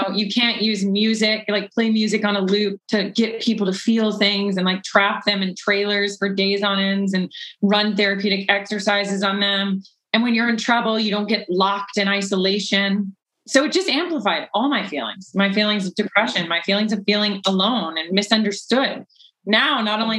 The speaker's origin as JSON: {"language": "English", "region": "the South", "country": "United States", "tie": "born or raised there", "said": "I was from the South"}